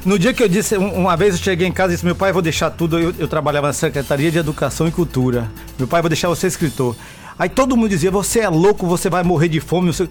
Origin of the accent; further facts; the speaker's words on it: Biratá, Bahia, Brazil; eu também nasci perto de Jorge Amado, eu sou de Biratá